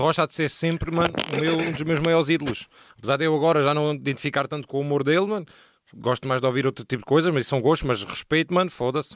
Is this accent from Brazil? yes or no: no; Portugal; also born or lived in United States; eu nasci nos Estados Unidos e vim para Portugal com 5 anos